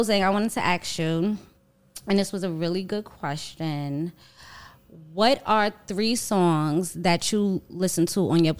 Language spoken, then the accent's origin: English; New York City, New York, United States; I am a girl from Harlem